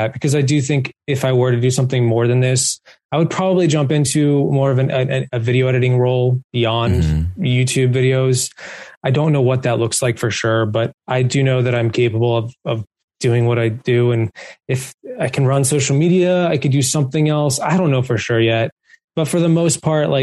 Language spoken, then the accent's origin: English; East Coast, United States; growing up on the East Coast